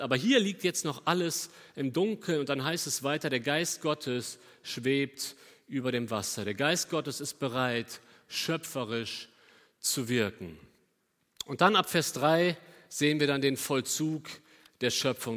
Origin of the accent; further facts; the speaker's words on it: Cologne, North Rhine-Westphalia, Germany; also born or lived in Bünde; nach Köln gucken, da wo ich herkomme.